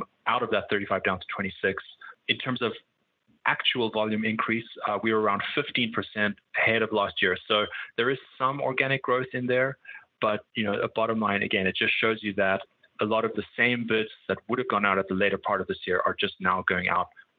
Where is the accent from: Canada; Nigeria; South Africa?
South Africa; moved away as an adult; also born or lived in Cape Town / London / Singapore; now in United States; I'm from South Africa